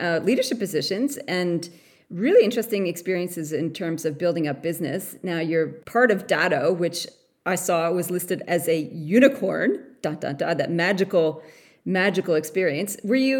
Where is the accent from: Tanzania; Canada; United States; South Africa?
Canada; now in Australia; Well, I'm Canadian originally